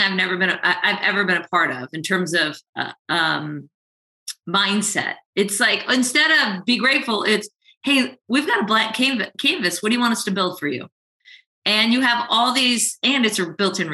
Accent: Southern California, United States; I grew up in Southern California

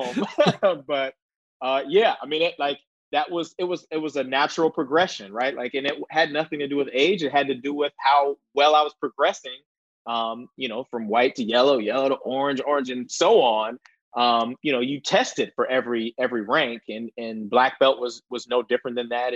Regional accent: Columbus, Ohio, United States; moved away as an adult; I grew up in Columbus, Ohio

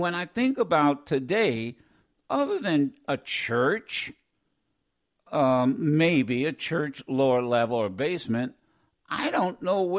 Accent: Dayton, Ohio, United States; growing up in Dayton, Ohio

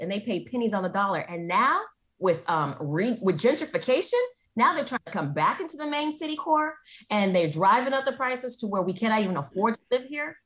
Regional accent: San Francisco, California, United States; I was born here in San Francisco. My parents are also born in San Francisco.

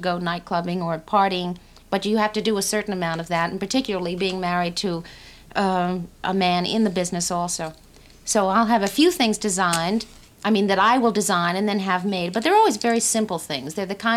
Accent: Brooklyn, New York, California, United States; New York, Brooklyn.

